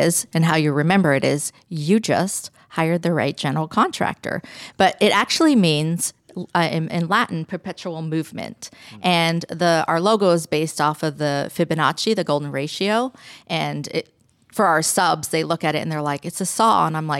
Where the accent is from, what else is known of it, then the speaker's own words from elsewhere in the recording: Canada; I grew up in Canada, and that's why I love hockey, and I love this area too. I come here a lot. And I grew up in an Italian family, and everybody is in construction in my family.